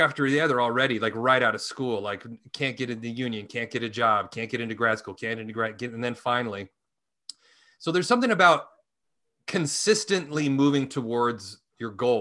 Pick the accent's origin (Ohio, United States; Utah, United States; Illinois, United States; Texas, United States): Utah, United States; Salt Lake City; moved away as an adult; now in Los Angeles, United States; I grew up in Utah.